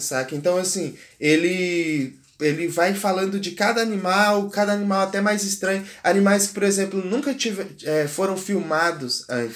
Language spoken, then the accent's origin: Portuguese; Brazil; como brasileiro